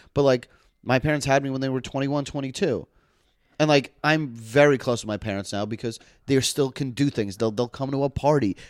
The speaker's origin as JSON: {"language": "English", "town": "New York City", "region": "New York", "country": "United States", "tie": "born or raised there", "said": "I grew up in Manhattan"}